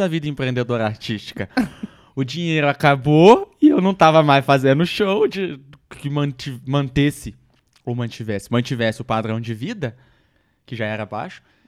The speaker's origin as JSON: {"language": "Portuguese", "region": "Minas Gerais", "country": "Brazil", "said": "eu sou mineiro"}